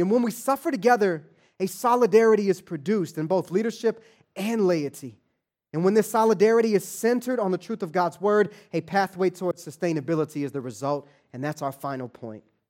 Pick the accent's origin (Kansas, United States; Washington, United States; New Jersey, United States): Kansas, United States; Kansas City; moved away as an adult; also born or lived in Atlanta, Georgia; now in Los Angeles, United States; born and raised in Kansas City, grew up in Wyandotte County